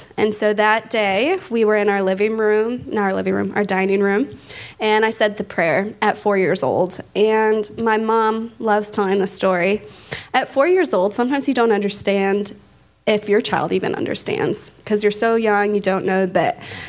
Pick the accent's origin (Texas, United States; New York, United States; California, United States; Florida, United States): Texas, United States; Dallas; So I'm originally from Dallas, Texas, and my parents were both Christian when I was born.